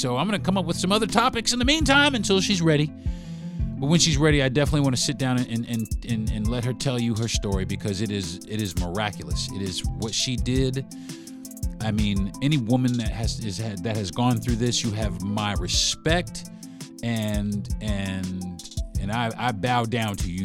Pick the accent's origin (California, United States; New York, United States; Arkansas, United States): New York, United States; New York City; I'm from Brooklyn